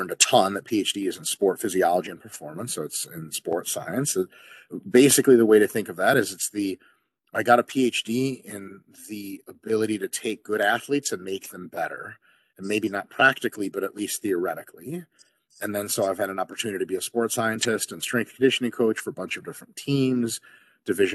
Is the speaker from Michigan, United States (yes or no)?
yes; Detroit, Michigan, United States; also born or lived in Moscow, Russia; I grew up around the Detroit area in the United States in the state of Michigan.